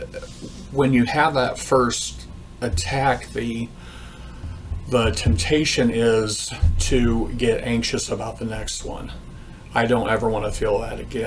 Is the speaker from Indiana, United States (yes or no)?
yes; Greensburg, Indiana, United States; I grew up in Greensburg, Indiana